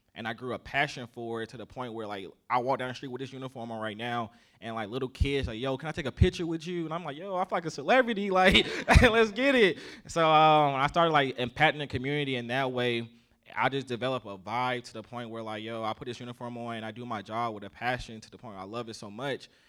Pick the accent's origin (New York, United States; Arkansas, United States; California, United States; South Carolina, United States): South Carolina, United States; accent: southern; I grew up in the South, so, uh, I'm from Ca-, South Carolina, so I grew up down there